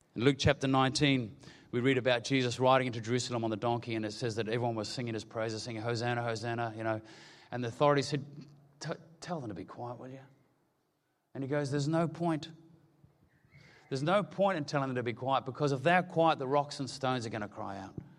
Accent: New Zealand; I'm a Kiwi

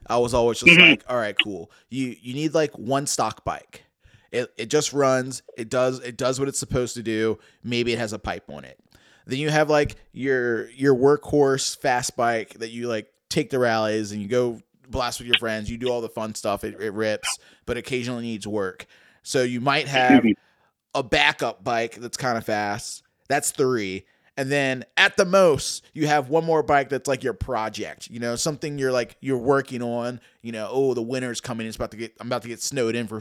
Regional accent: Richmond, Virginia, United States; I'm from Richmond, Virginia, and my scene here

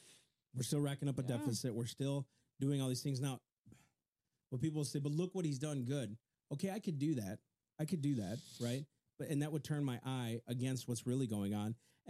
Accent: United States; we as the American people

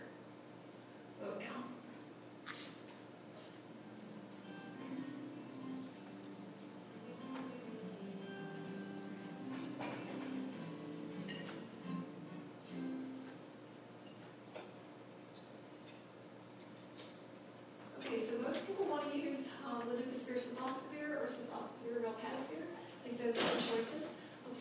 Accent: Colorado, United States; I'm from Colorado

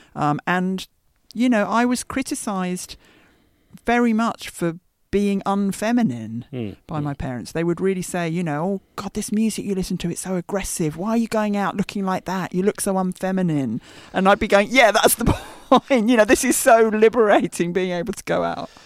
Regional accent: Brookmans Park, East of England, United Kingdom; now in London, United Kingdom; when I went back to visit Brookman's Park, which is the little village, not a village, that I hmm. grew up

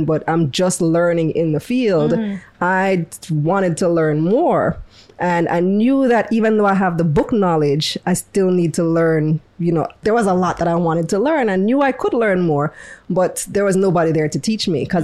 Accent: Belize; moved away as an adult; also born or lived in New York, United States; now in Jamaica; I'm originally from Belize.

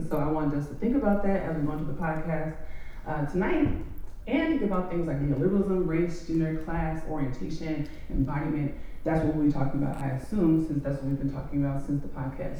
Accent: Oakland, California, United States; moved away; because I'm from Oakland, so I wanted to be able to have this conversation with you.

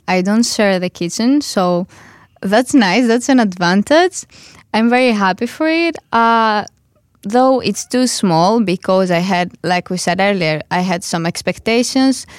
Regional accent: Greece; now in Netherlands; I come from Greece

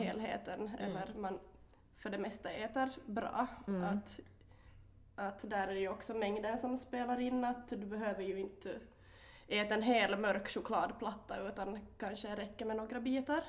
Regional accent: Korsholm, Ostrobothnia, Finland; also born or lived in Vaasa; jag kommer från eh, Korsholm, mm. eller Vasa, mm. mm. bor i Vasa för tillfället.

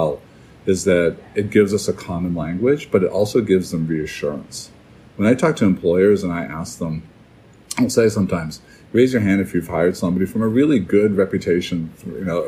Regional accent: New Hampshire, United States; here in my home state of New Hampshire

